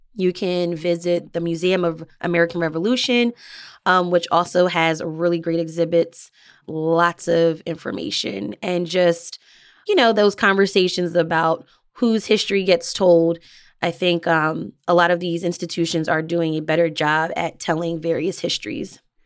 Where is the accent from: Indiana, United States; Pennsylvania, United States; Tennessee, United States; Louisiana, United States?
Pennsylvania, United States; Delaware County; also born or lived in northern New Jersey; now in Philadelphia, United States; I actually grew up in Delco, Delaware County, uh, so it's outside of Philadelphia